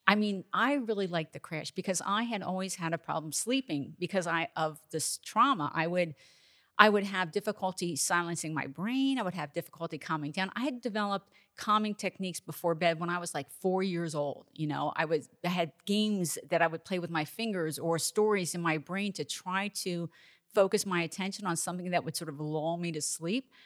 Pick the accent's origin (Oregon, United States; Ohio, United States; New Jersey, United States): New Jersey, United States; I grew up in New Jersey